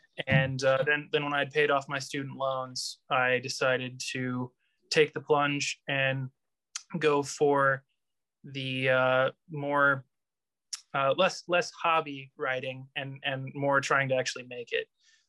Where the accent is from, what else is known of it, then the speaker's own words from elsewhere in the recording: South Central Missouri, United States; also born or lived in Colorado; I was born and raised in South Central Missouri, moved to Colorado for my degree in social sciences, and then moved back to Missouri.